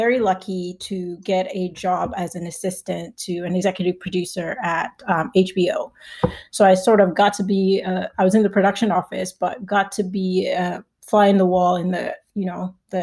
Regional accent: Nigeria; moved away; I'm Nigerian

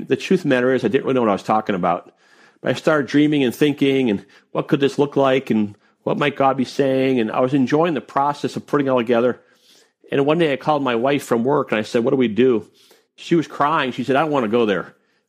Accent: the North, United States; I'm from the North. This is the South.

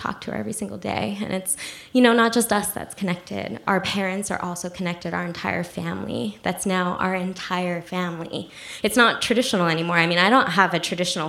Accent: New Jersey, United States; also born or lived in South Korea; I was raised in New Jersey

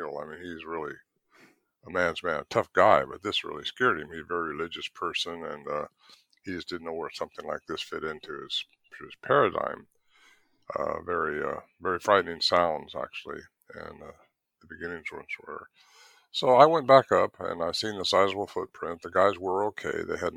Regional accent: Northern California, United States; also born or lived in Merced, California; So I grew up in Northern California, and moved down to a place called Merced in the San Joaquin Valley

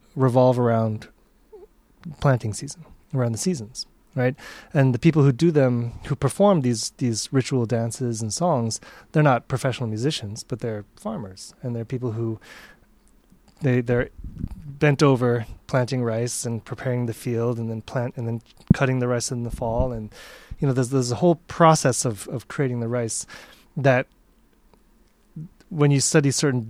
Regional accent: United States; also born or lived in New York; I grew up in the United States

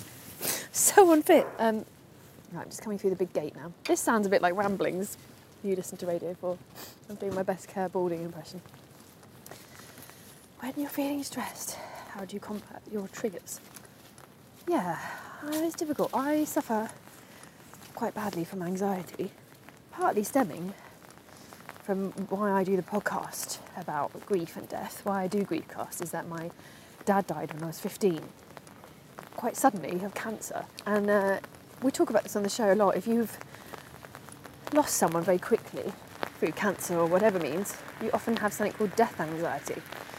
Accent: London, United Kingdom; I am half Welsh, but I grew up in London.

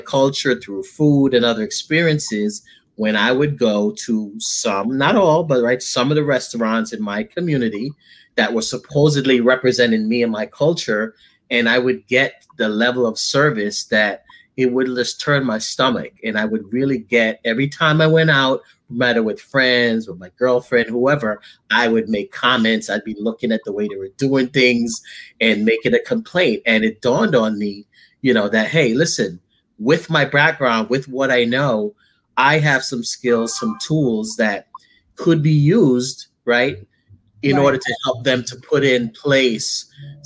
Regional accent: Jamaica; I'm Jamaican.

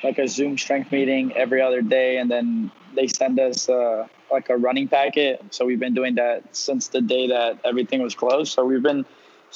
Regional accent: New York City, New York, United States; moved away as an adult; now in Miami, United States; growing up in Queens

